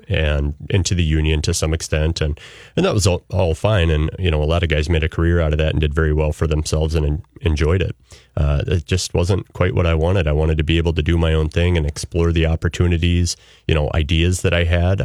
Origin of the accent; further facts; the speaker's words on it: central Iowa, United States; moved away; I was born and raised in central Iowa